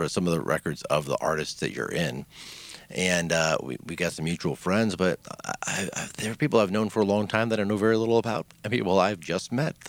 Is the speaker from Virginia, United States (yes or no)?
no; Detroit, Michigan, United States; now in Atlanta, United States; I'm from Detroit originally.